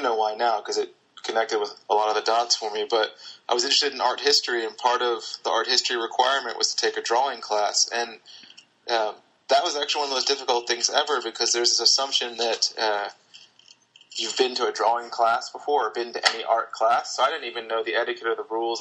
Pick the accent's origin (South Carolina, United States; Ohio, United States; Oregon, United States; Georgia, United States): South Carolina, United States; Charleston; born or raised there